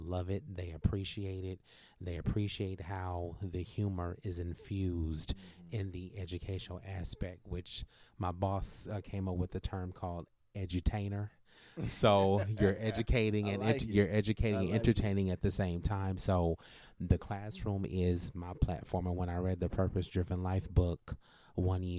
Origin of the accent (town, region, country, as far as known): California, United States; moved away as an adult